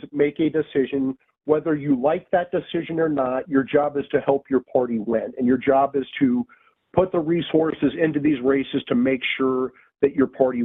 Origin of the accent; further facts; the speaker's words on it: Iowa, United States; my home state of Iowa